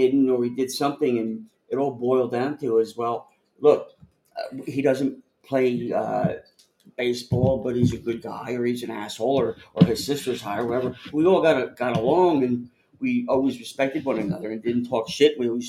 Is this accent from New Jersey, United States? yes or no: yes; Piscataway, New Jersey, United States; accent: East Coast; where I grew up in Piscataway, New Jersey